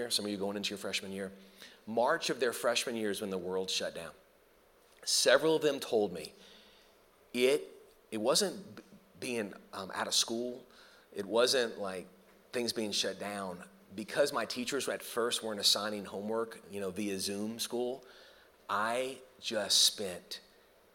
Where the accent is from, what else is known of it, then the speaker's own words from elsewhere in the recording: New Orleans, Louisiana, United States; I grew up in the New Orleans area